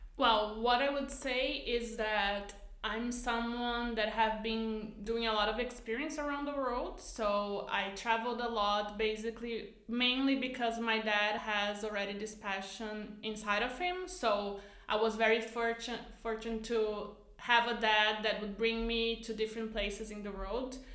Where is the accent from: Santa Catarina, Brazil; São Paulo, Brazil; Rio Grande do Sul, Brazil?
Rio Grande do Sul, Brazil; Canoas; English is a second language; moved away; I'm from Canoas, so it's like even a smaller city uh, directly from Porto Alegre